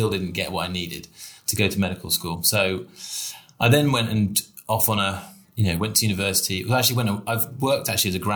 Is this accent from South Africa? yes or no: no; Somerset, South West England, United Kingdom; I was raised in Somerset